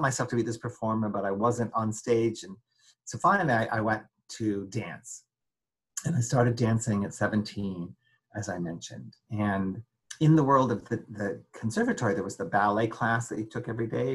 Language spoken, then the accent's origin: English; United States; also born or lived in Paris, France / Denver; I lived in France for 5 years, but I'm really American